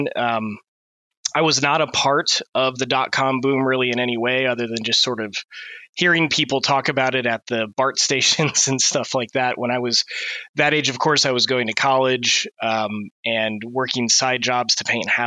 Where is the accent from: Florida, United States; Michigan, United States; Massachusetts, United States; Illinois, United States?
Michigan, United States; Niles; moved away as an adult; also born or lived in Bay Area, California; I was originally born and raised in Michigan, in a small town called Niles